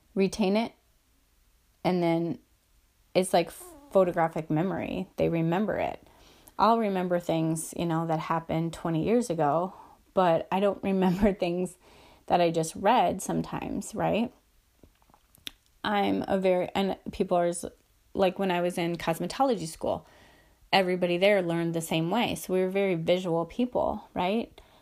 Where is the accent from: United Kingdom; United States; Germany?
United States; Midwest; I'm from the Midwest.